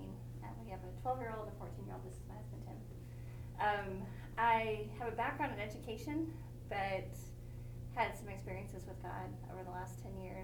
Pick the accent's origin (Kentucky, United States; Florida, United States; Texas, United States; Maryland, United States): Kentucky, United States; New Concord; I grew up in New Concord, Kentucky, so just off of the Tennessee line